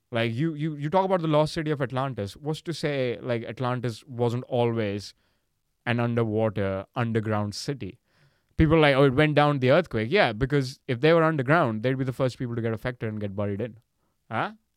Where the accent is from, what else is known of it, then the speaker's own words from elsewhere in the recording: India; I'm, I'm from India